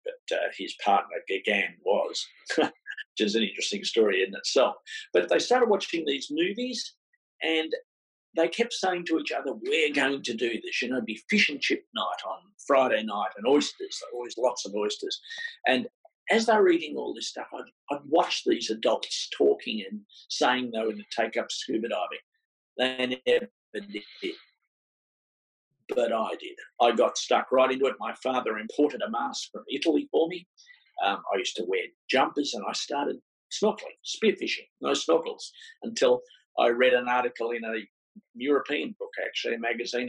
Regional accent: Melbourne, Victoria, Australia; I was born in Melbourne, in a place called Ringwood, a suburb called Ringwood

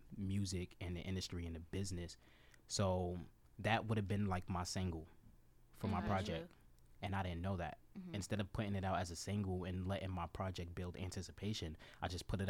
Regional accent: Maryland, United States; So, like, Montgomery County. Okay. I grew up in Montgomery County. Damascus, Germantown, Clarksburg, all.

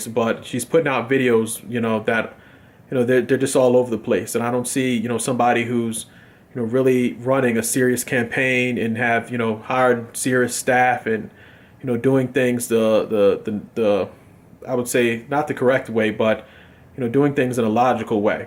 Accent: United States; I'm a Democrat from America

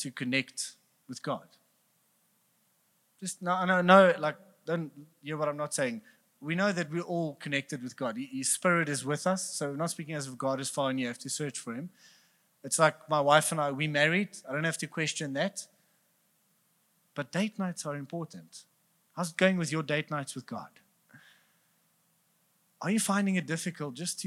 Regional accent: Bloemfontein, Free State, South Africa; We are from Bloemfontein, so we're cheap

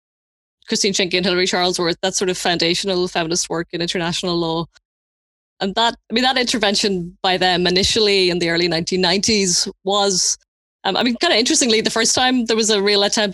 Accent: Leinster, Ireland; moved away as an adult; now in Belfast, United Kingdom; I'm originally from the Republic of Ireland near Dublin, and I moved to Belfast in 1999 to do my undergraduate degree at Queen's

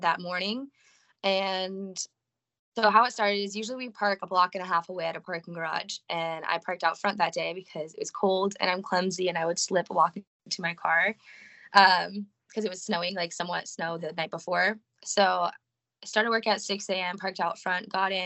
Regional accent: California, United States; moved away as an adult; now in Nashville, United States; I am from California. I just moved here actually the end of October

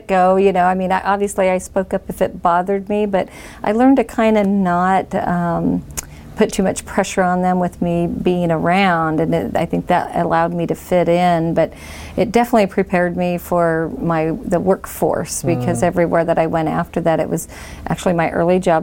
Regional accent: Bakersfield, California, United States; I was born and raised in East Bakersfield

